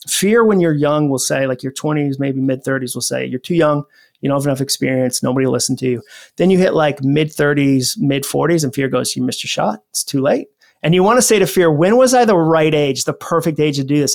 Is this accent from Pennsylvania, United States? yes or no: no; Massachusetts, United States; also born or lived in Atlanta; now in Nashville, United States; I grew up in Massachusetts